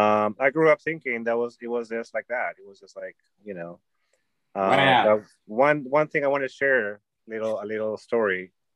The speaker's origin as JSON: {"language": "English", "town": "Los Angeles", "region": "California", "country": "United States", "said": "I'm like, from L.A., from the Valley, from L.A., you know, or where I live here, there."}